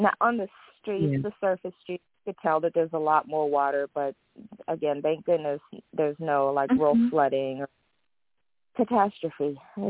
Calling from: Los Angeles, California, United States; Oh, greetings, Miss Blue. … from Los Angeles.

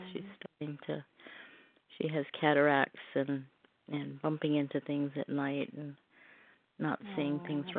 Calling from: Oregon, United States

